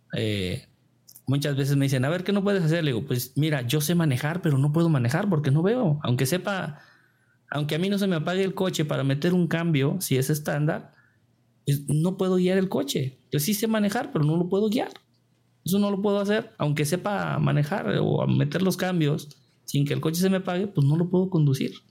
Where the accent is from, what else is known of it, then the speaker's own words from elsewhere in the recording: Tequila, Jalisco, Mexico; trabajé pues en, mi pueblo, allá en Tequila, Jalisco